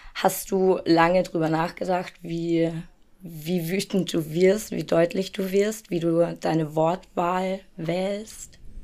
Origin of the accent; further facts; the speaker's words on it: Germany; ich bin in Deutschland geboren und aufgewachsen